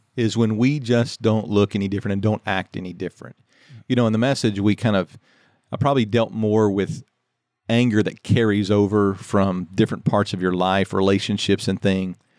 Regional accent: Louisiana, United States; I grew up in Louisiana

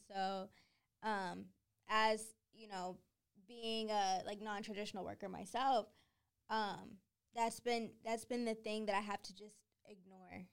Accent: Boston, Massachusetts, United States; I'm from Boston

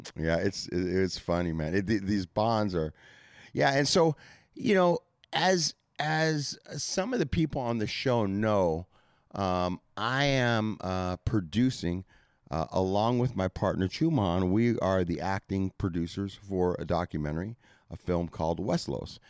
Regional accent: Santa Monica, California, United States; I grew up in Santa Monica

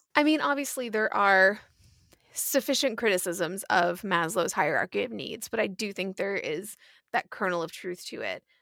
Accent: Atlanta, Georgia, United States; we are from Atlanta

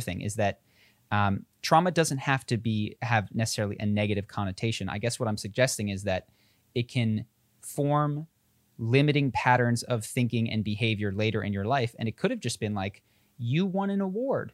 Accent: Philadelphia, Pennsylvania, United States; accent: Philadelphia; moved away as an adult; I speak, and my sister even more so, like, like I'm from Philadelphia. I moved out of Philadelphia thirteen or fifteen years ago

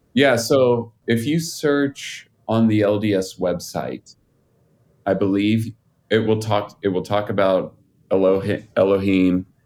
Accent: Utah, United States; I'm out here in Utah. I grew up in Utah.

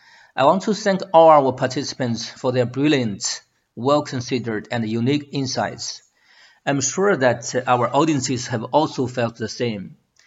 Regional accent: Shandong, China; I was born in a rural village in Shandong province, the house is made of mud, and the only electronic appliance in the house is a torch.

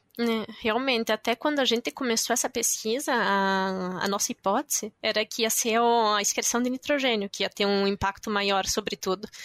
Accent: Concórdia, Santa Catarina, Brazil; moved away as an adult; also born or lived in Curitiba; now in France; eu nasci em Concórdia e é uma cidade que é a sede da Embrapas Finos e Aves

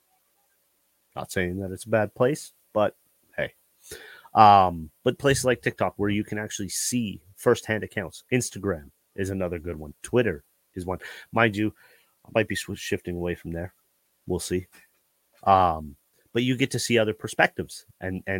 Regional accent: Canada; I'm a Canadian.

